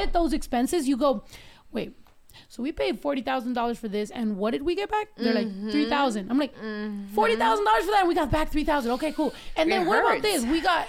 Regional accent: United States; being Mexican American

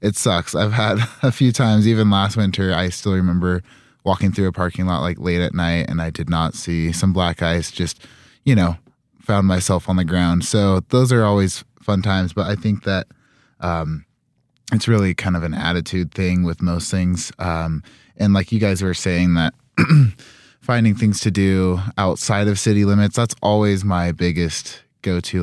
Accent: Utah, United States; moved away as an adult; now in Rexburg, United States; I am from Utah, so definitely used to the cold.

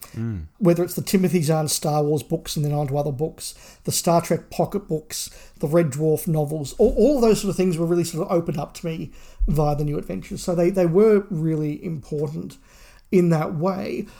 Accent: Australia; being Australian

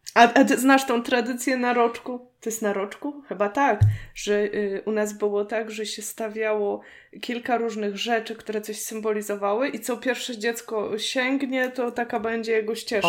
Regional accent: Poznań, Greater Poland, Poland; u nas w Poznaniu

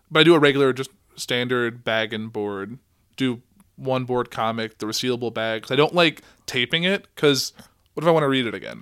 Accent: Central Illinois, United States; we're from Central Illinois.

